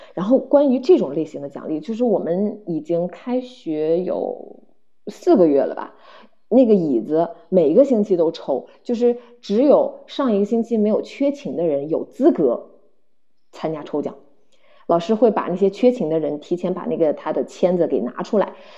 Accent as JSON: {"language": "Chinese", "country": "China", "moved": "yes", "said": "我们中国人"}